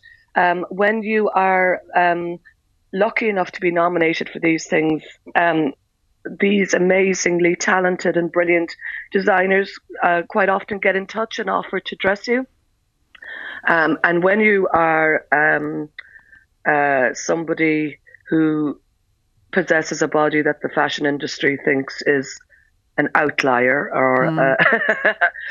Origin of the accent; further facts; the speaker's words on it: Aherla, Munster, Ireland; I grew up in a very small village called Aherla in County Cork, halfway between Cork City and Macroom.